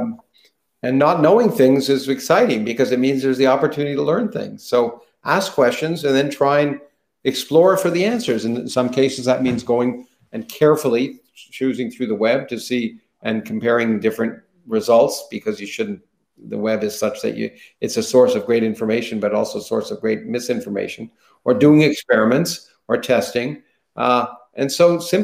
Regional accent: Canada; now in United States; I grew up in Canada

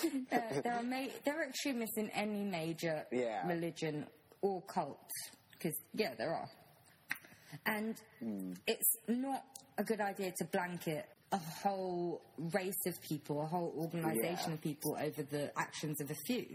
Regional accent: London, United Kingdom; I grew up in London.

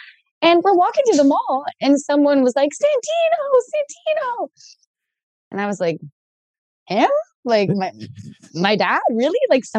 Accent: Ontario, Canada; Ontario, I'm from Canada.

